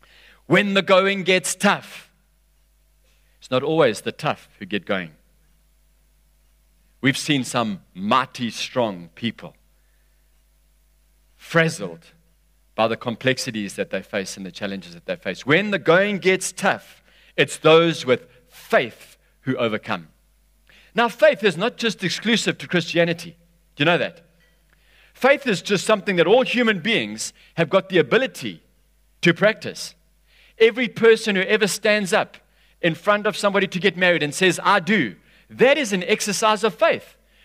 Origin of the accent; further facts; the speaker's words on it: Durban, KwaZulu-Natal, South Africa; Because we're from Durban, and Durban's been hammered a bit over the last 3 years.